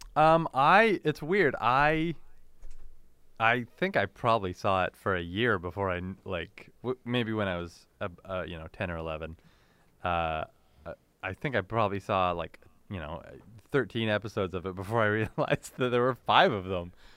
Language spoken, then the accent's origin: English; Canada; born or raised there